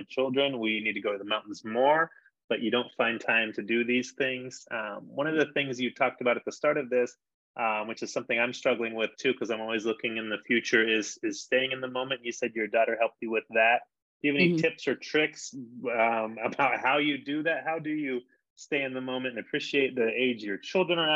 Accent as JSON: {"language": "English", "town": "San Diego", "region": "California", "country": "United States", "tie": "born or raised there", "moved": "yes", "lives_now": "Denver, United States", "said": "I grew up in San Diego"}